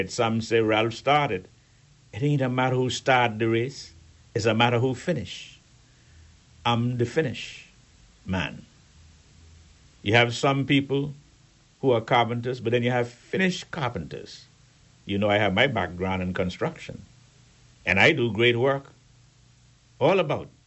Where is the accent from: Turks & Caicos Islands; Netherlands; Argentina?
Turks & Caicos Islands; Peppertown; but you must remember I grew up in Peppertown and elsewhere. That's the way we roll.